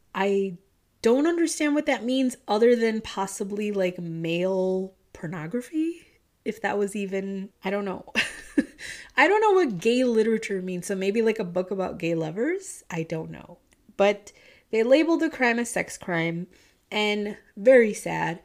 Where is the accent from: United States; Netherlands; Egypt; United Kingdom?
United States; Midwest; accent: Midwestern intertwined with Southern twang; My Midwestern accent is, like, intertwined with the Southern twang